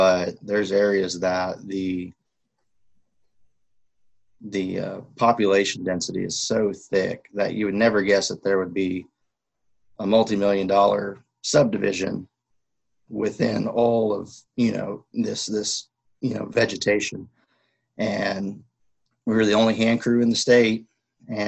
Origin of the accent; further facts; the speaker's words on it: Southwest, United States; moved away; growing up in the Southwest